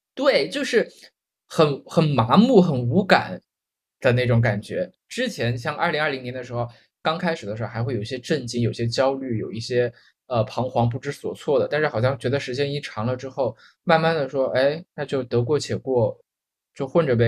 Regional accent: Guizhou, China; also born or lived in Hong Kong; now in Shenzhen, China; 我第一次看见我老家的那个街上，就你想一，就是贵州一个小县城的一个街上

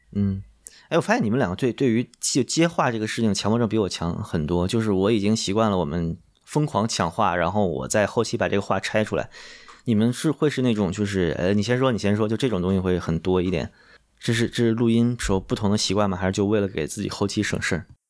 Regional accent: Beijing, China; also born or lived in rural northern China; 我家是北京的整体居民里面可能是经济，就是城市居民里面经济状况相对不好的那种家庭

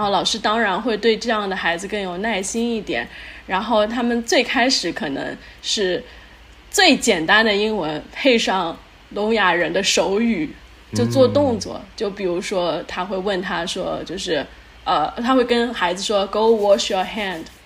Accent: China; now in Houston, United States; 因为我和我先生都是中国人嘛

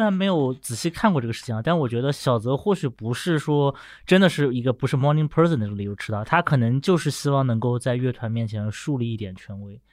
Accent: Nanjing, Jiangsu, China; 我出生地南京

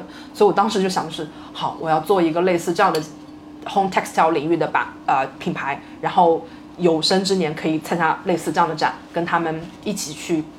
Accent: Nantong, Jiangsu, China; 我老家南通嘛

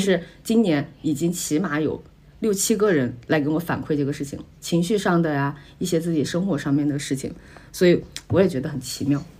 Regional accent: China; 我们中国人

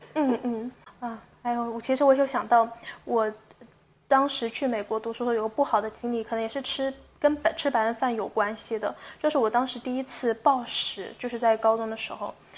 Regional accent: China; also born or lived in United States; 我们嗯。中国人有些习惯是饭后喝茶

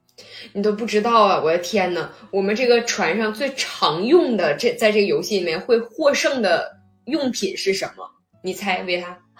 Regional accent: China; 我们中国人就是比较谨慎嘛

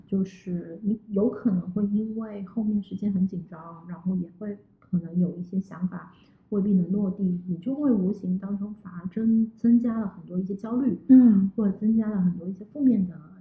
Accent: Guangzhou, Guangdong, China; now in Shanghai, China; 我，广州人嘛，广州人

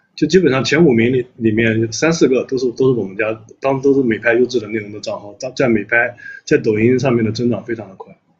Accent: a county town in Anhui, China; moved away; 因为我也是来自于下沉市场的，我家里面是安徽的一个县城，我老家

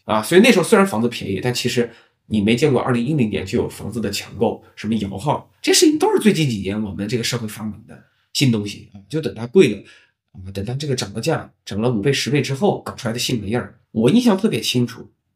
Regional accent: China; also born or lived in Beijing / Shanghai / Guangzhou; 作为中国人吧

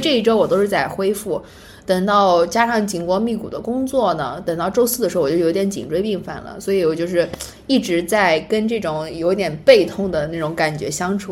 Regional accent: Anhui, China; moved away; 我们是安徽人，然后嗯哼。在那儿长大

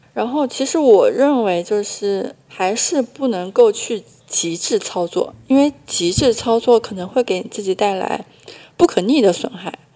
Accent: Hunan, China; 我是湖南人

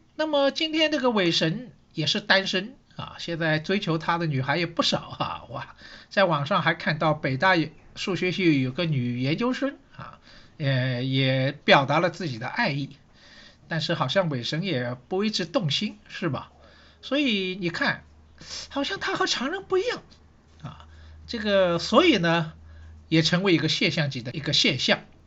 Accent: Shanghai, China; 我是上海人，所以呢，对城市这一块呢，好像也特别有感觉

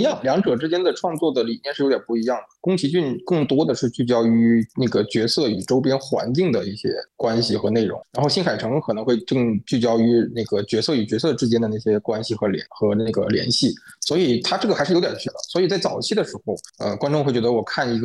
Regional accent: Guangdong, China; 我是在广东地区长大的，啊，那么然后因为我们这边当时是能够，能够看到一些香港的电视台

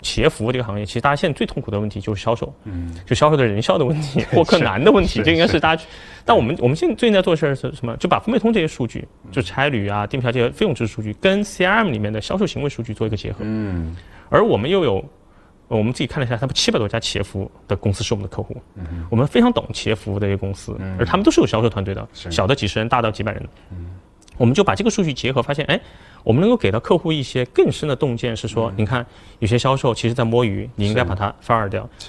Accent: China; 我们中国人的勤奋

